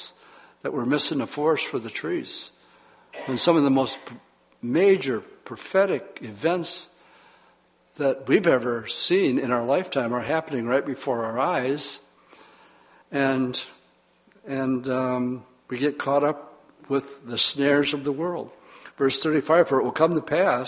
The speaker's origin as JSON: {"language": "English", "town": "Oshkosh", "region": "Wisconsin", "country": "United States", "tie": "born or raised there", "said": "I grew up in Oshkosh, Wisconsin"}